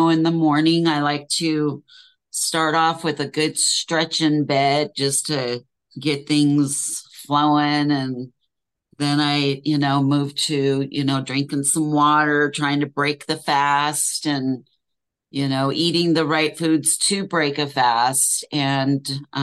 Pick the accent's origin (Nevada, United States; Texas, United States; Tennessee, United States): Nevada, United States; Reno; moved away as an adult; now in California, United States; I am moving from Reno. I was born and raised here, and we've lived in our current home for 32 years